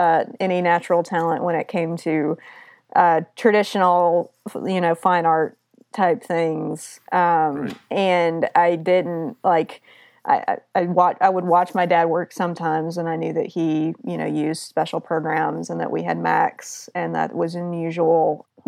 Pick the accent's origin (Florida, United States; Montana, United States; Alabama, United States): Alabama, United States; Auburn; now in Seattle, United States; So I'm originally from Auburn, Alabama, and I have worked in a lot of different places across the country